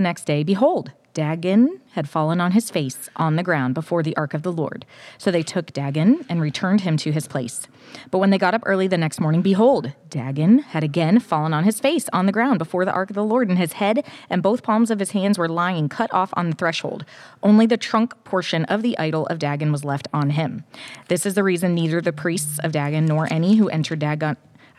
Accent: Michigan, United States; moved away; I'm from Michigan originally

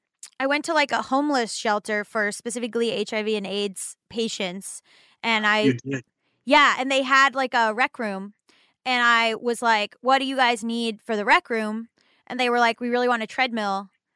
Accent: Florida, United States; I'm from Florida.

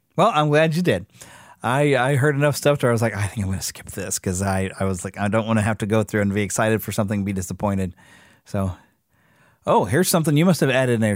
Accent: United States; me as an American

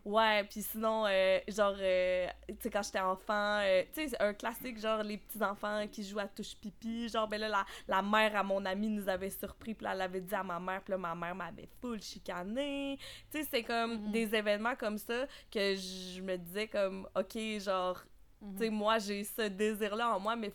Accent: Quebec City, Quebec, Canada; moved away as an adult; now in Montreal, Canada; j'ai grandi euh, à Québec majoritairement, mais ah, euh, j'habite à Montréal depuis maintenant bientôt six ans

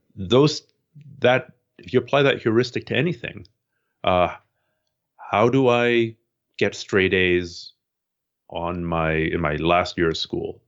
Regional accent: Canada; I'm Canadian

